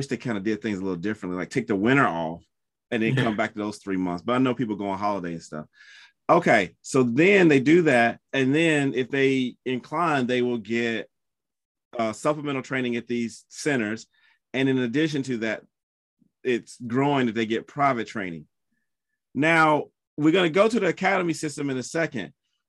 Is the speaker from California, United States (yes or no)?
no; South Carolina, United States; I'm from South Carolina.